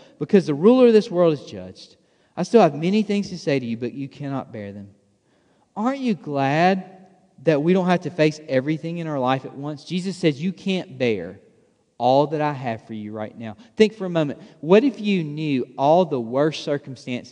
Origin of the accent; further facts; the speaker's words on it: Alabama, United States; I'm from Alabama